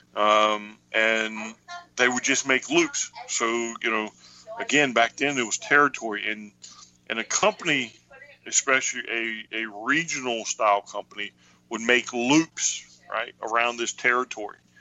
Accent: Highland Springs, Virginia, United States; I grew up in Highland Springs, which is a suburb of Richmond

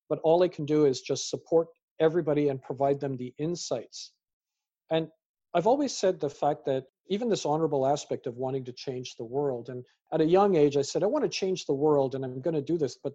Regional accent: Canada; also born or lived in United Kingdom; as a British born Canadian with parents from Fiji and, you know, grandparents from India, who am I?

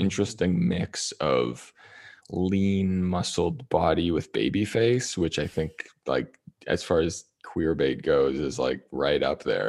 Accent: Toronto, Ontario, Canada; moved away as an adult; also born or lived in Las Vegas; Toronto, Ontario

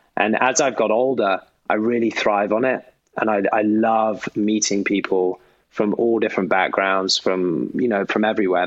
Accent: Gloucestershire, South West England, United Kingdom; also born or lived in London / Eton; I was born in London, um, but then soon after uh, moved down to the countryside to Gloucestershire

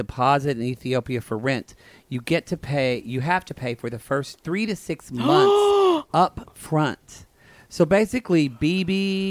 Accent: United States; I'm an American.

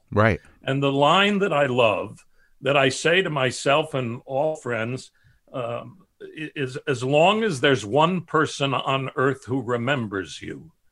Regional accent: Chicago, Illinois, United States; my family south side of chicago and no artistic uh, nature there but i did hear that my grandfathers were cantors and mohels and and shochets

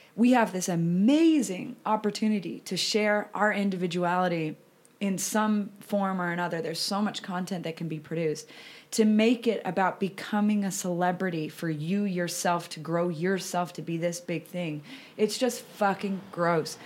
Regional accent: about 90 minutes from Denver, Colorado, United States; moved away; about an hour and a half bus ride away from my hometown

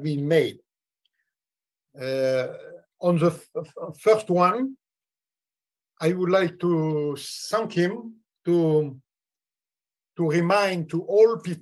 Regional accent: France; I am just a simple and humble French citizen

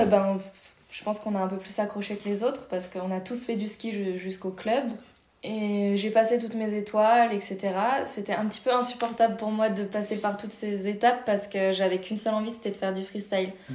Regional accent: La Plagne, Auvergne-Rhône-Alpes, France; je suis née à La Plagne

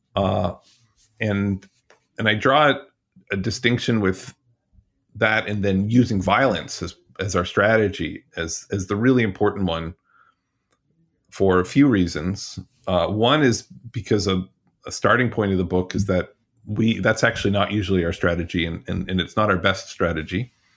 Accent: Ottawa, Ontario, Canada; moved away; I grew up in Canada, all over Eastern Ontario, eventually in Ottawa

